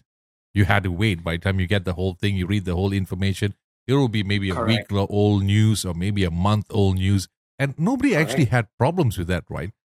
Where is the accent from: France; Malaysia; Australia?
Malaysia; Ipoh, Perak; I'm from Ipoh. Ipoh boy